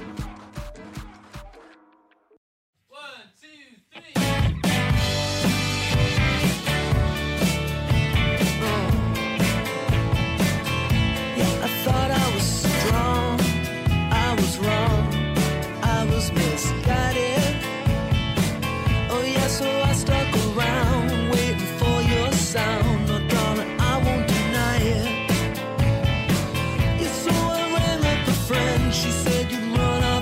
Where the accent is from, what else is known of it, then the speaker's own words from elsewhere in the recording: Newfoundland and Labrador, Canada; for my age group in Newfoundland